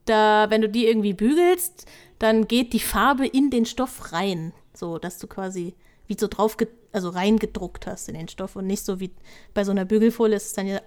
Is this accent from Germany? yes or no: yes; Mainz, Rhineland-Palatinate, Germany; Also ich komme aus Mainz, da, mach, da haben wir kein Osterfeuer